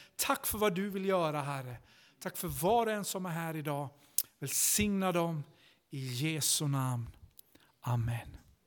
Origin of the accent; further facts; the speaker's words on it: Vimmerby, Kalmar County, Sweden; moved away as an adult; also born or lived in Stockholm; jag kom från Vimmerby i Småland uppvuxen i Missionskyrkan